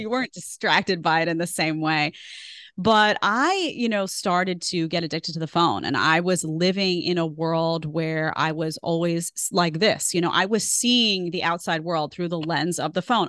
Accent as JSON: {"language": "English", "town": "New York City", "region": "New York", "country": "United States", "tie": "born or raised there", "also_born_or_lived": "Manhattan", "moved": "as an adult", "lives_now": "Florida, United States", "said": "I grew up in Staten Island"}